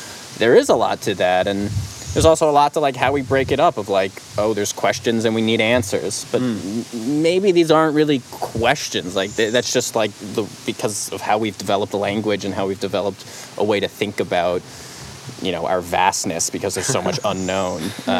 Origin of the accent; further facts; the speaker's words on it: New York City, New York, United States; there's a lot of similarities, I think, between even like nature and like where I grew up in New York City